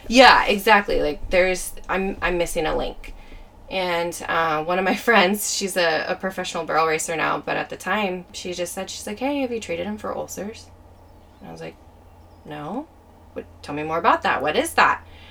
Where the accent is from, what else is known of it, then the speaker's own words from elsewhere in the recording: Auburn, California, United States; also born or lived in Valley Springs, California; I'm originally from Auburn Grass Valley area. Okay. So kind of northern foothills, California